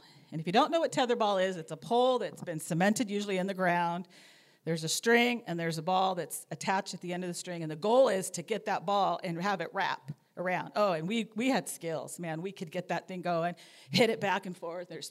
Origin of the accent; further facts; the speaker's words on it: Anaheim, California, United States; moved away as an adult; I grew up in Southern California, in Anaheim, just 5 minutes from Disneyland